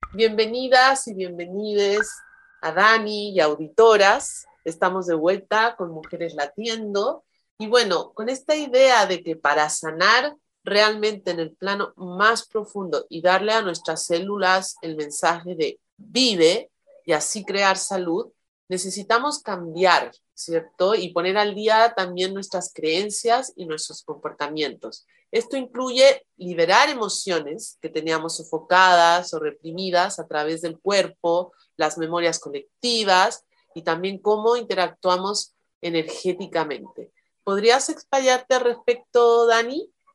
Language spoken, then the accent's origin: Spanish; Mexico; moved away